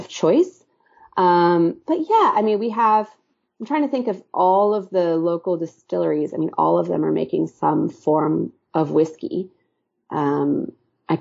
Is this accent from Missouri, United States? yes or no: yes; Kansas City, Missouri, United States; moved away as an adult; also born or lived in New York; now in Kansas City, United States; I moved away from Kansas City when I was 18